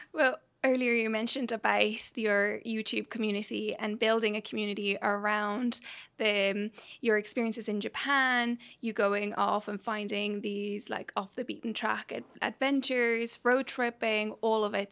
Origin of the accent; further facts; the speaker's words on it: Dublin, Leinster, Ireland; moved away; also born or lived in Mexico City / New York / London; I, I was born in Mexico City. I then was raised in, in Dublin